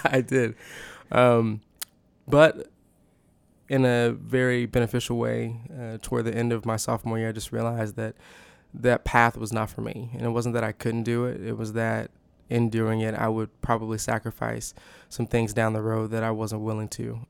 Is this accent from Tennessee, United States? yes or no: no; The Woodlands, Texas, United States; moved away as an adult; now in Waco, United States; I am from the Woodlands, Texas